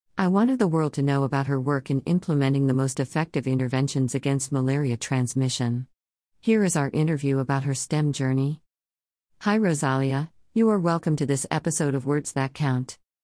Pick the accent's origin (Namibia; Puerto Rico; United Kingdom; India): Namibia; Okahandja, Otjozondjupa; also born or lived in Ohangwena Region, Namibia / Windhoek, Namibia; I was raised in Okahandya town, about seventy kilometers from the capital city of Namibia.